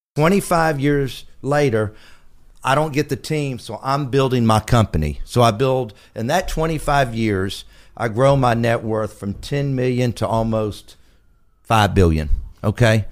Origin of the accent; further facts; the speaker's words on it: Galveston, Texas, United States; I was born in Galveston, Texas.